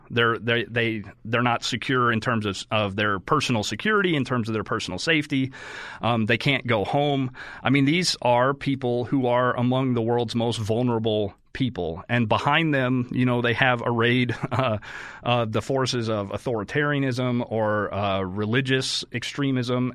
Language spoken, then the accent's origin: English; Oklahoma, United States; also born or lived in Texas; I grew up in Oklahoma.